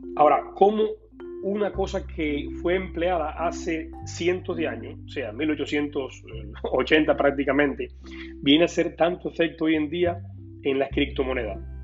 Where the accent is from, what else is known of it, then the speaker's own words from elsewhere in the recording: Cuba; moved away; yo como cubano pasé por un proceso cuando vine acá muy difícil